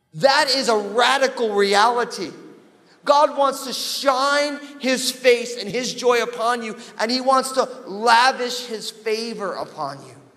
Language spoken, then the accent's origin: English; New Jersey, United States; I am from New Jersey.